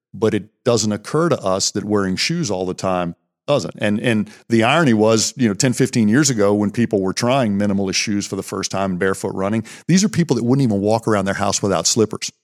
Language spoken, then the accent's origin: English; Pennsylvania, United States; we grew up here in Pennsylvania County